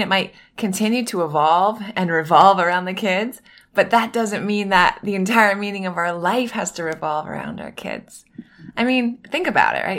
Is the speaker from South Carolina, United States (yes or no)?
no; Northern Maine, United States; now in Miami, United States; I grew up in Northern Maine, right on the border of Canada